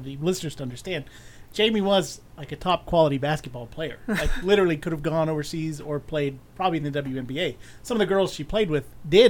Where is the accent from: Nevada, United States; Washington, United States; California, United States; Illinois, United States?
Nevada, United States; I'm also from Nevada.